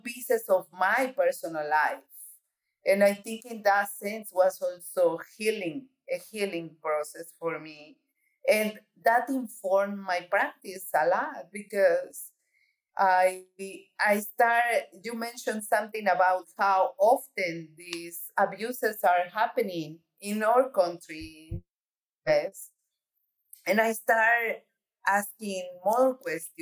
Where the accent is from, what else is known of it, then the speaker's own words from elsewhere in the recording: Mexico; moved away as an adult; also born or lived in New York City; now in United States; I'm an immigrant from Mexico.